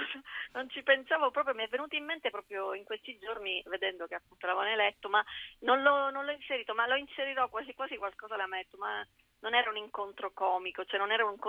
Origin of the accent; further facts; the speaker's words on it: Palermo, Sicily, Italy; moved away as an adult; now in Milan, Italy; racconta proprio la mia infanzia in Sicilia